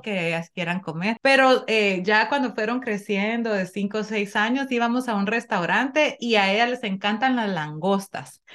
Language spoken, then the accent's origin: Spanish; Nicaragua; now in Connecticut, United States; nosotros, como Nica, tenemos la suerte de vivir en Conérico